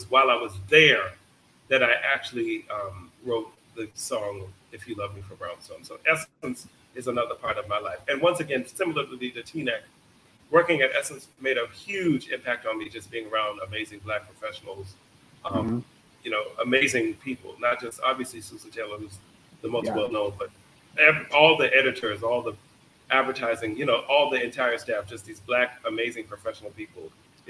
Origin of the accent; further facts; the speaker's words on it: Jamaica; You know, I had a job and a dream, or being Jamaican, two jobs, if you want to look at it like that.